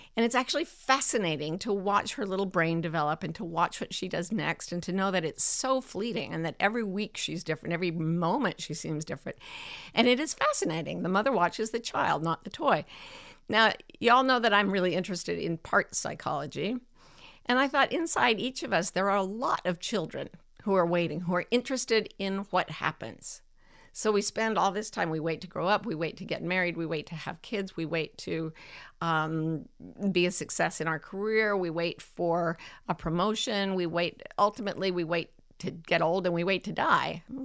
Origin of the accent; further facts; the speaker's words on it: Utah, United States; moved away as an adult; I kind of fled back to my home state where it was, you know, routinely accepted that I would have a child with um, special needs. You know, God bless Utah for that.